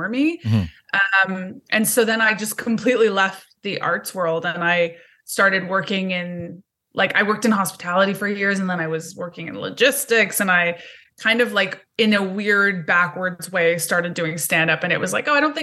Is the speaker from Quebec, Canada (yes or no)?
yes; Montreal, Quebec, Canada; moved away as an adult; now in Toronto, Canada; I'm from Montreal. Originally from Montreal, so that's where I was born and raised. But I've been in Toronto for 15, 16 years, maybe